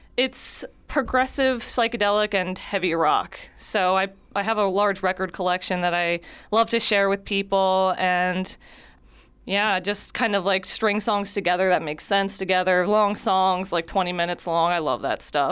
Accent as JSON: {"language": "English", "town": "Wildwood", "region": "New Jersey", "country": "United States", "tie": "born or raised there", "also_born_or_lived": "Cumberland County, New Jersey", "moved": "as an adult", "lives_now": "Millville, United States", "said": "I actually grew up in Wildwood, but, uh, my family is from Millville. I was born in Cumberland County"}